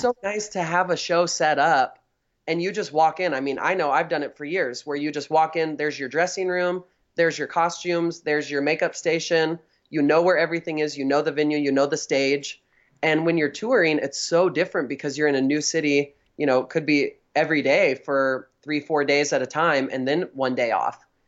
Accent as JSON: {"language": "English", "region": "Northern California", "country": "United States", "said": "I'm from Northern California"}